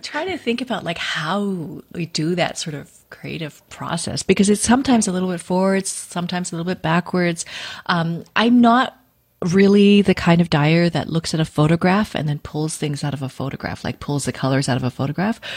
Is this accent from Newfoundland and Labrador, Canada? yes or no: no; Vancouver, British Columbia, Canada; I uh, was born and raised in Vancouver, in Canada.